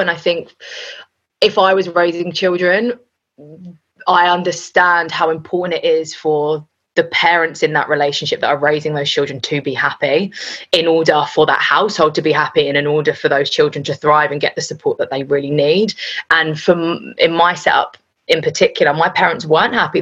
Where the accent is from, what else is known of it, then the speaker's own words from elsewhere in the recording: London, United Kingdom; I was North London, born and bred.